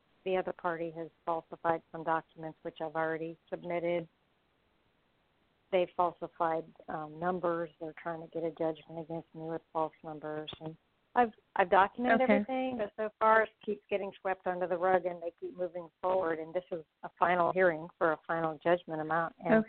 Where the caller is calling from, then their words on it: Florida, United States; I'm calling from Florida.